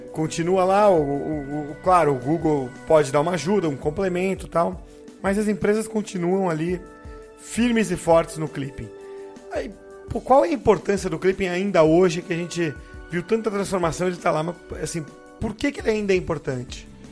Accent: São Vicente, São Paulo, Brazil; minha cidade, em Santos, é, eu sou de São Vicente, eu falo Santos para arredondar

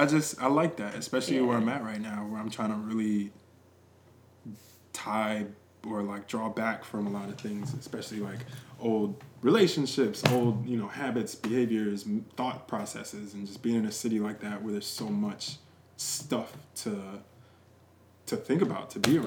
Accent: Columbia, Maryland, United States; also born or lived in Wisconsin / Virginia / D.C. / Delaware; I was born in Wisconsin. I've lived in Virginia, D.C., Delaware, Maryland. I've lived in all of the DMVs and two Ds. But I am based in Maryland, raised in Columbia

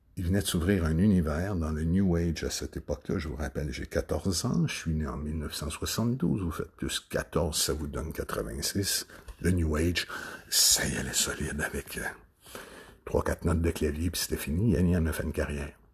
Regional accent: Sorel-Tracy, Quebec, Canada; je suis né de Sorel-Tracy.

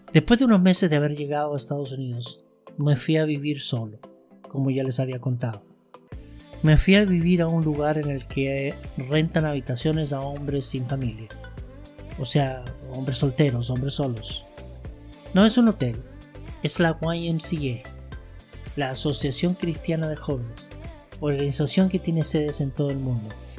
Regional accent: Santiago, Santiago Metropolitan Region, Chile; moved away as an adult; now in United States; regresando a Santiago de Chile

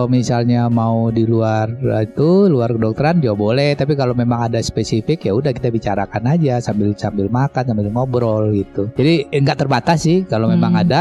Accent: Padang, West Sumatra, Indonesia; saya lahirnya di kota Padang ya kan, kemudian orang tua juga di Padang jadi saya nggak nggak keluar lah dari kota Padang

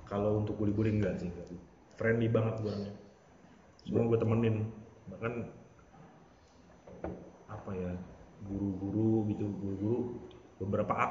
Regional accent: Depok, West Java, Indonesia; Lahir di Depok, gede disiksa, gede di Depok juga.

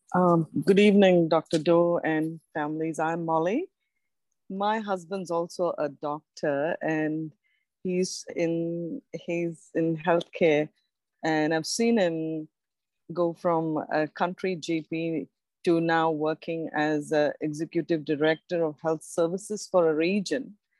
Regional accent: Australia; I'm from Australia. We are in Australia

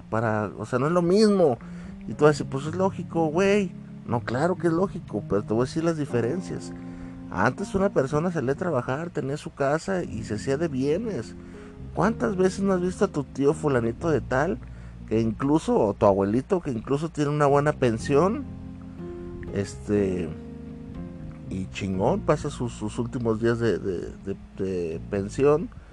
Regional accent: Mexico; yo soy de aquí de México

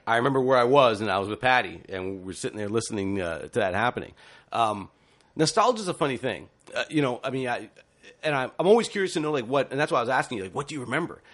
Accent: Ontario, Canada; as a youngster growing up in Ontario, I watched a lot of T V O programs.

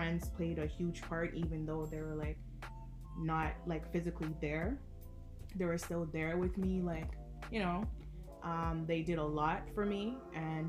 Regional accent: Jamaica; moved away; I grew up in Jamaica in the same neighborhood

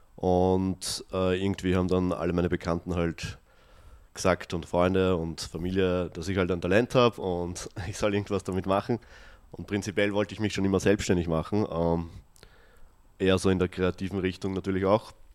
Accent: Austria; ich bin ja selber in, am Land aufgewachsen, mhm. also in einem 200 Einwohner Dorf

